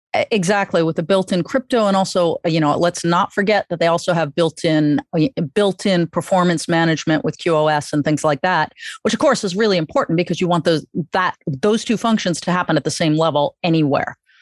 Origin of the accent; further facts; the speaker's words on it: New York, United States; as a New Yorker